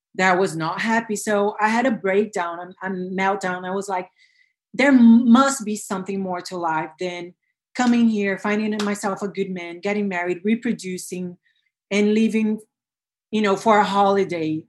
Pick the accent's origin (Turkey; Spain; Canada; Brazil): Brazil; I was born and bred in Brazil